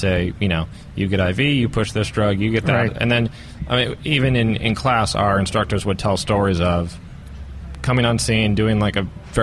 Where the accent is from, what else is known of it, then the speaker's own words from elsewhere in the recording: Los Angeles, California, United States; I'm from Southern California, the Los Angeles area